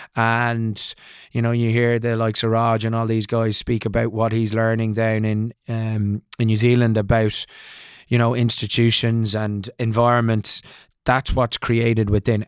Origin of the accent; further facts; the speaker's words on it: Ireland; moved away; also born or lived in Leicester, England; I'm an Irish boy